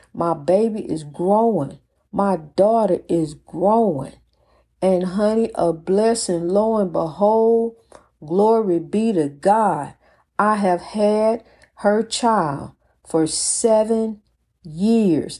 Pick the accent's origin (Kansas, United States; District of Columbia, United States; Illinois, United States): Illinois, United States; East St. Louis; In my hometown of the beloved East Saint Louis